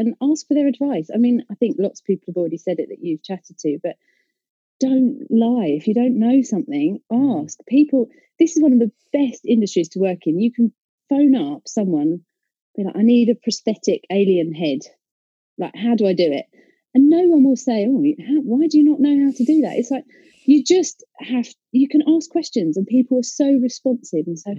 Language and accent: English; Essex, East of England, United Kingdom; I'm from Essex